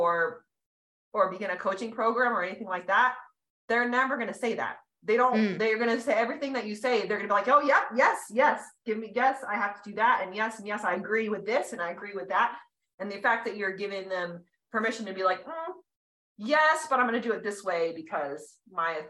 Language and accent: English; California, United States; moved away as an adult; now in Colorado, United States; I grew up in California. I lived there my whole life